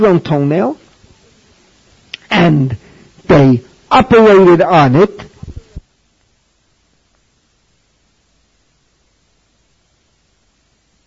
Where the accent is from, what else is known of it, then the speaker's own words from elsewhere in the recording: New York City, New York, United States; moved away; when I was growing up in the Bronx